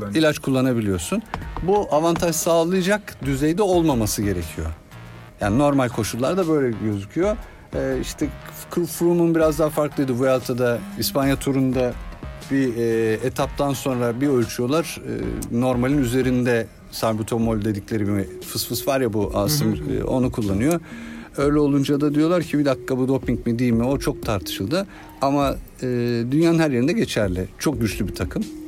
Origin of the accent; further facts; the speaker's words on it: Ankara, Turkey; ortaokul lise dönemi ben Ankaralıyım. Ankara'da yıllarca hafta sonları maça gittim.